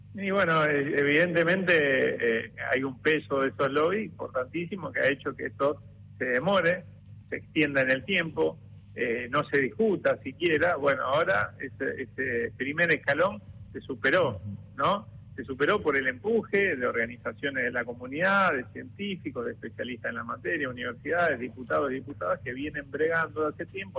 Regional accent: Rosario, Santa Fe, Argentina; soy rosarino

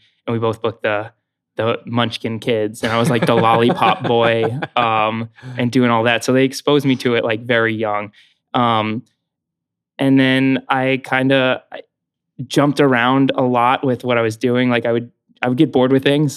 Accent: Spring Hill, Florida, United States; now in New York, United States; I grew up in Spring Hill, Florida

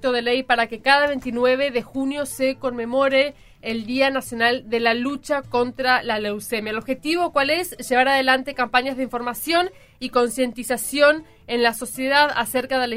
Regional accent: Chaco, Argentina; yo como, como provinciana, yo soy, soy del Chaco

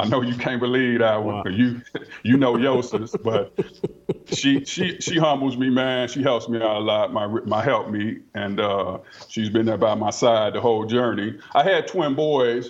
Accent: Highland Park, Michigan, United States; That's my hometown where I'm originally from

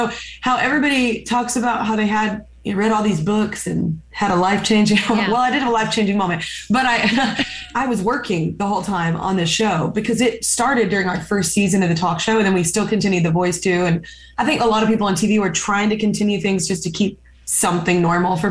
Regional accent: the South, United States; I'm also from the South

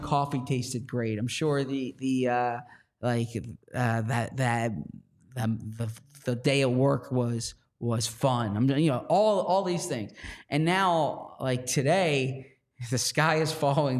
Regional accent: Philadelphia, Pennsylvania, United States; accent: Philadelphia; I say Philadelphia the way people in Philadelphia say it

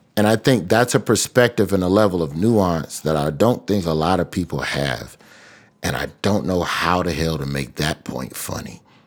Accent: Alabama, United States; my home state of Alabama

